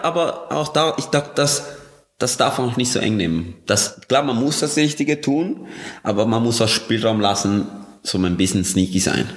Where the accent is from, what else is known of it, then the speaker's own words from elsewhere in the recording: Colombia; moved away; ich bin in Kolumbien aufgewachsen